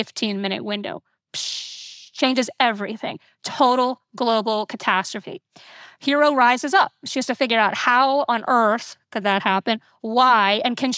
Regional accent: Florida, United States; I, you know, grew up in Florida. I grew up near Kennedy Space Center

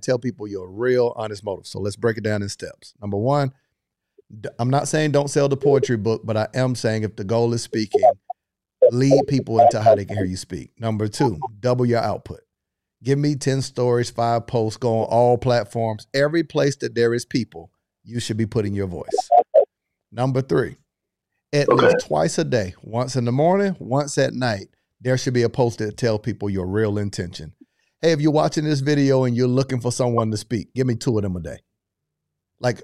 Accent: Florida, United States; I'm from Florida

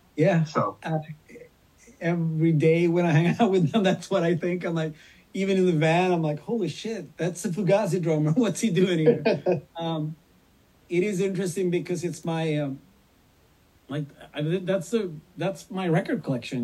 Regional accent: Sweden; I'm this kid from Sweden that grew up with … and … and … and …

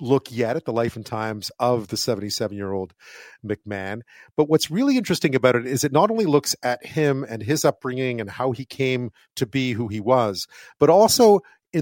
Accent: Montreal, Quebec, Canada; I grew up in Montreal

